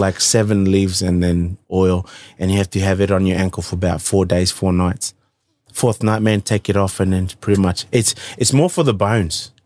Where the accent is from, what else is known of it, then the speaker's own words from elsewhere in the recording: Fiji; now in Australia; I grew up with my, uh, mum and grandparents up right in the interior of, uh, Hovey